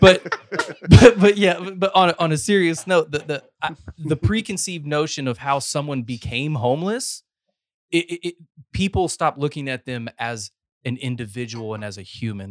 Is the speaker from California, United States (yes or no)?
no; North Carolina, United States; moved away as an adult; now in Texas, United States; I'm a North Carolina transplant, but I've got eleven years here.